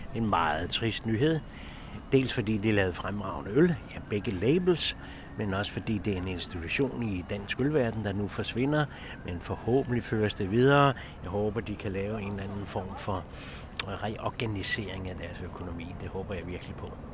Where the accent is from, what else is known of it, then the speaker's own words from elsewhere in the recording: Copenhagen, Capital Region of Denmark, Denmark; jeg er født lige ved Carlsberg, og hele det der bryggeri miljø, det glemmer jeg jo aldrig nogensinde